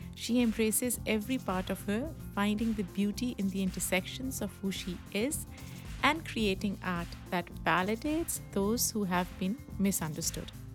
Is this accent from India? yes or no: no; Pakistan; moved away; the way I grew up in Pakistan, very protected